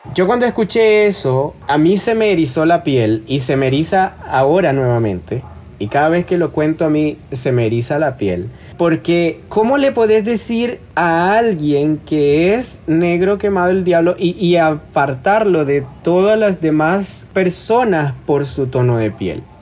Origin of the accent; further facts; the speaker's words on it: El Salvador; mi identidad afro, salvadoreña